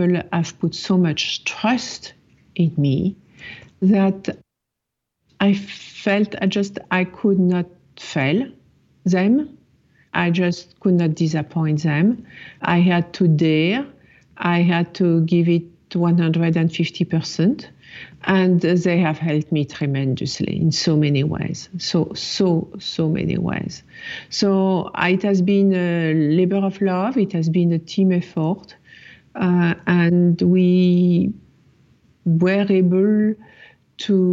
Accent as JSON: {"language": "English", "town": "Paris", "region": "Île-de-France", "country": "France", "tie": "born or raised there", "moved": "as an adult", "lives_now": "New York, United States", "said": "It was my first year in New York. I grew up in Paris."}